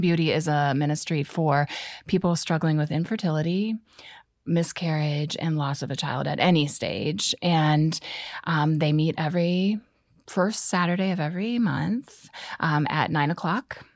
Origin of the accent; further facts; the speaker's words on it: Canton, Ohio, United States; I grew up in Canton, and then I went to college at Malone